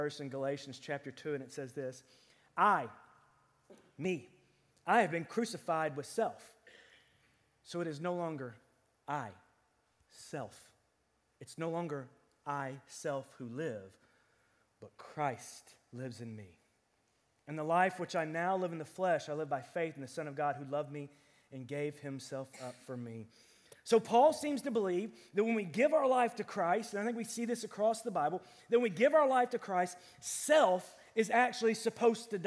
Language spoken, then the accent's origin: English; United States; we're American